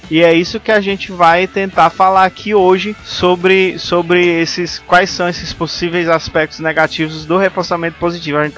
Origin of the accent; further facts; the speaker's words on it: Ceará, Brazil; Não, pô, sou da Serra da Ibiapaba, rapaz.